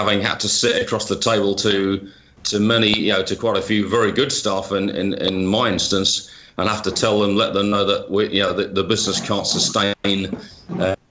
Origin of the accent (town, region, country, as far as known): United Kingdom; moved away